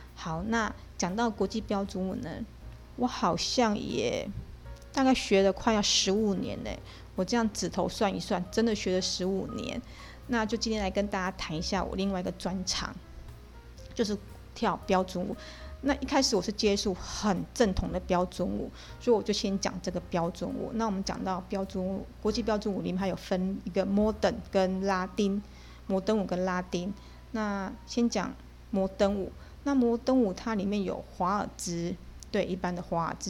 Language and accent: Chinese; Taiwan; 我们台湾人